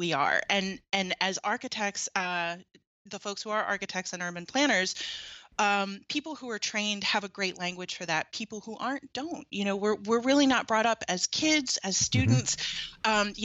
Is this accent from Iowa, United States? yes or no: no; Atlanta, Georgia, United States; moved away as an adult; now in Ann Arbor, United States; I grew up in Atlanta, in suburban Atlanta